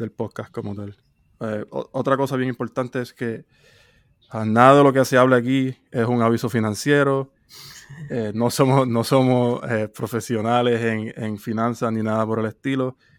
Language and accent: Spanish; Puerto Rico; soy de Puerto Rico